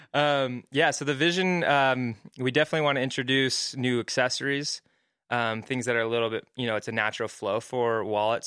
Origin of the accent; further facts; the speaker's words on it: Mesa, Arizona, United States; moved away as an adult; also born or lived in Hawaii; now in Utah, United States; I grew up in Arizona, Mesa, Arizona. Uh, moved out here for school at B Y U